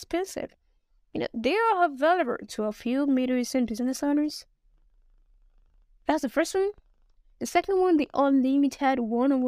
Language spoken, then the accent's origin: English; Nigeria; I'm a Nigerian